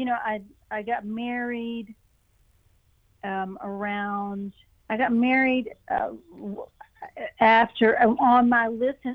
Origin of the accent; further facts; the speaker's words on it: East Tennessee, United States; also born or lived in Ohio / North Carolina; I grew up in East Tennessee